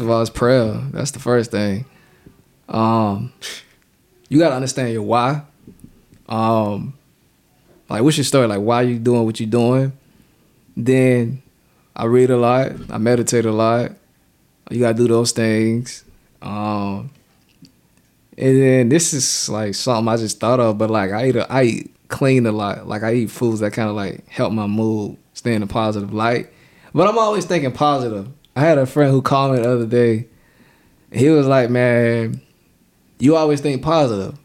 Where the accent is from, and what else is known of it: Savannah, Georgia, United States; born or raised there; also born or lived in New York City